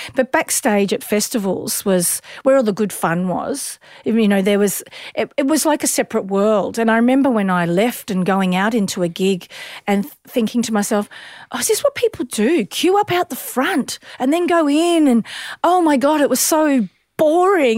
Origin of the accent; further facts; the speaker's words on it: Sunbury, Victoria, Australia; we grew up in Sunbury